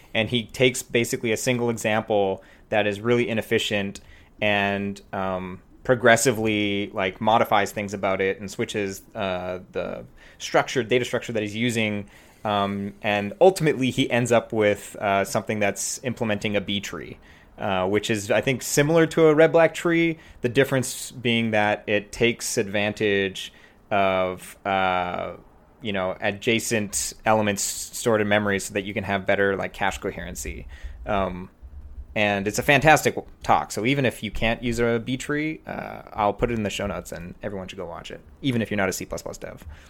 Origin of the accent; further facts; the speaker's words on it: Prince George, British Columbia, Canada; moved away as an adult; also born or lived in Vancouver / Bay Area; now in Toronto, Canada; it's a small city called Prince George